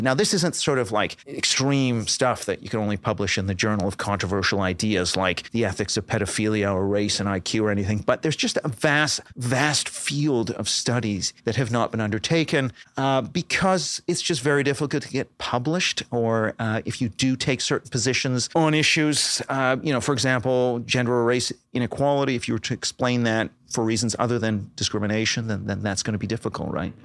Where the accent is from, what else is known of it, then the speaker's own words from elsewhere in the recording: Canada; moved away; Canada, you know, where I'm from, uh, originally